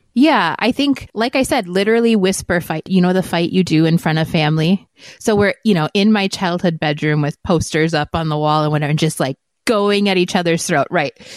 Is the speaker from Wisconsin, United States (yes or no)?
yes; Wisconsin, United States; moved away as an adult; now in Arizona, United States; my family is very traditional at Christmas and they're, we're from Wisconsin. I was the bad one that moved away to Arizona